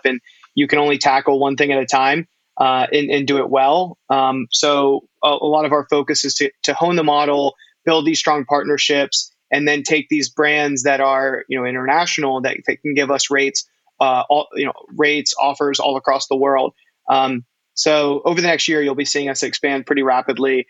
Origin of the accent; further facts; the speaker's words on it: North Carolina, United States; now in New York, United States; I was born and raised in North Carolina